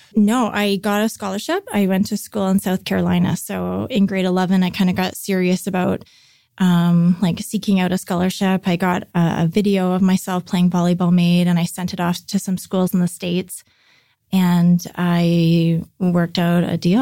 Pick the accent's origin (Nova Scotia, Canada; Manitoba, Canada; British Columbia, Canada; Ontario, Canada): British Columbia, Canada; North Vancouver; grew up in North Vancouver